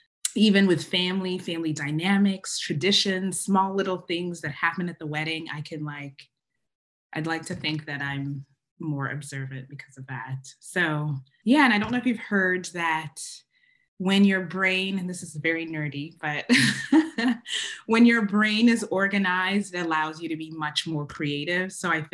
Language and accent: English; Uganda; first language Luganda